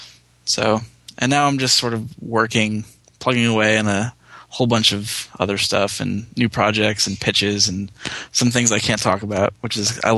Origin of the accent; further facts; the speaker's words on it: Massachusetts, United States; now in Los Angeles, United States; I'm from Massachusetts, like 40 minutes outside of upstate New York. But my mom's from Brooklyn, and so it's always been a part of our family. We have lots of family down in Long Island and in the city.